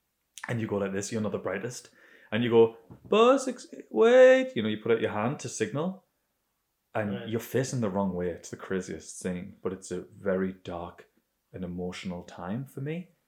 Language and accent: English; Bilbao, Basque Country, Spain; Okay, so I grew up in Bilbao.